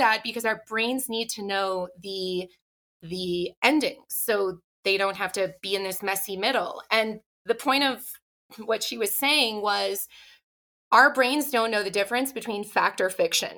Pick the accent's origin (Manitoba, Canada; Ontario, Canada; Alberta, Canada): Ontario, Canada; Ottawa; moved away as an adult; also born or lived in New York City; now in Salt Lake City, United States; I grew up in Ottawa, Canada